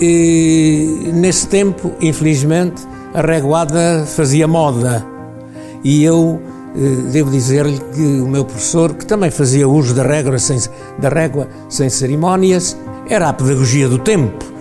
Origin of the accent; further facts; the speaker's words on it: Sabugosa, Viseu, Portugal; Nasci em Sabugosa, okay. Sabugosa no Conselho de Tondela.